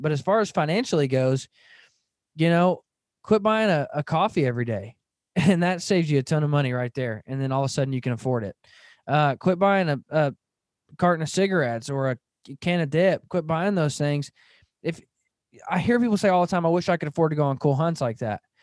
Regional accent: Van Buren, Arkansas, United States; I grew up in Northwest Arkansas. I grew up in Van Buren, Arkansas

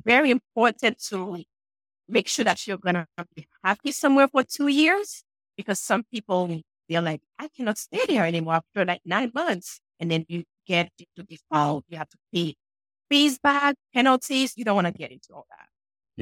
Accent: Haiti; now in New Hampshire, United States; I'm sure you guys can hear an accent. And yes, I'm from Haiti, but I'm in New Hampshire where it's very cold right now.

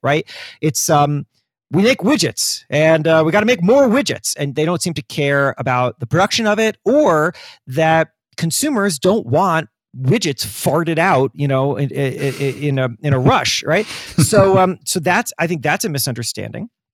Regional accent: Florida, United States; I grew up in Florida

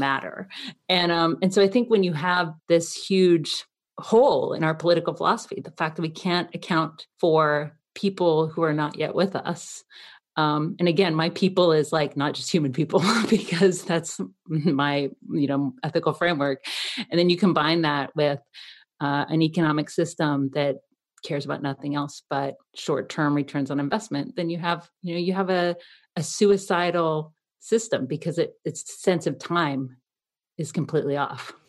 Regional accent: Athens, Georgia, United States; moved away; also born or lived in Canada; I'm a Canadian who grew up in Athens, Georgia

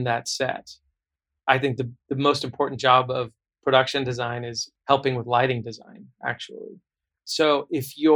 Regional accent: Southern California, United States; I grew up in Southern California

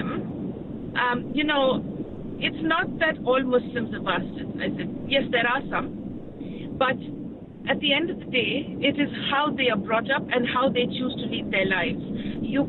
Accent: India; now in New Zealand; I was born in India. I moved here to New Zealand 10 years ago.

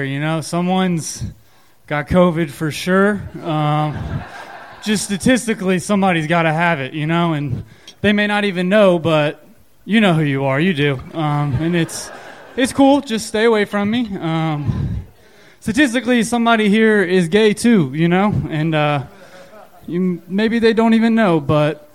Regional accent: Lumberton, Texas, United States; moved away as an adult; now in Austin, United States; I actually used to work back in my hometown

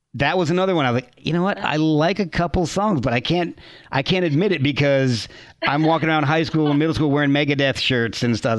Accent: Branchburg, New Jersey, United States; moved away as an adult; also born or lived in Scotch Plains, New Jersey / Rochester; I lived in uh, Branchburg from okay. uh, fourth grade through when I went to Rochester for college

